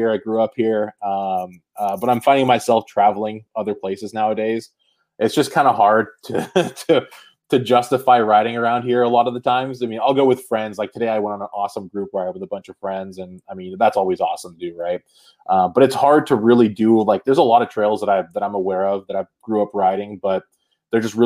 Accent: Marin County, California, United States; growing up, it's like I'd see some of the just mind-blowingly ridiculous things that would happen around here

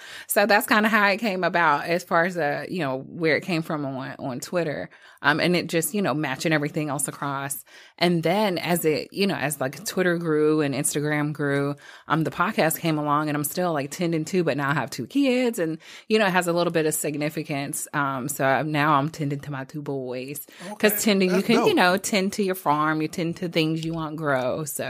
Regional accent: Fort Lauderdale, Florida, United States; born there; So, but my parents, I was born in Fort Lauderdale, Florida.

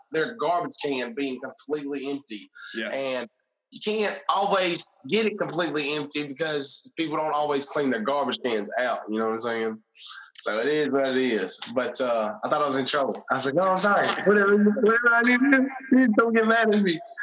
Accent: Greensboro, Alabama, United States; I grew up in a small, small, small town, uh, Greensboro, Alabama.

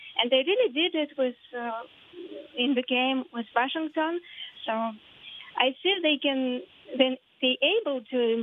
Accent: Russia; I'm always lived in Russia

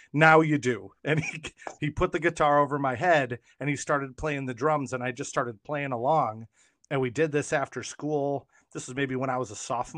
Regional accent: Newark, New York, United States; I grew up in Newark, Newark, New York.

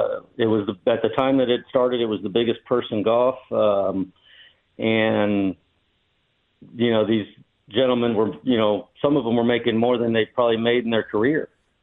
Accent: Onion Creek, Texas, United States; talked to them, told them I was from Onion Creek, and I watched them play at the Legends of Golf.

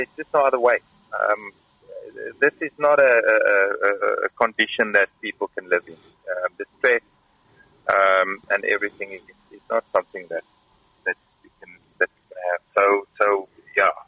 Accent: Karoo, South Africa; moved away as an adult; now in Kyiv, Ukraine; I come from the Karoo

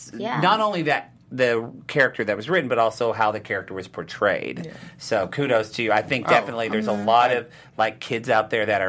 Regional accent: Oklahoma, United States; I grew up in Oklahoma and studied Oklahoma history.

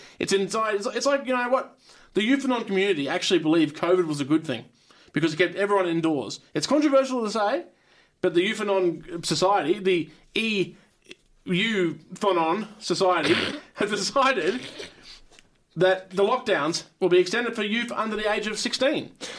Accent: Belgium; I'm from Belgium.

